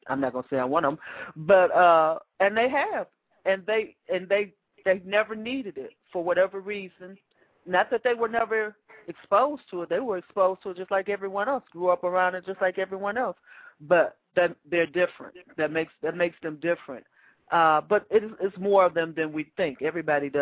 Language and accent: English; Chicago, Illinois, United States; I grew up in Wentworth Gardens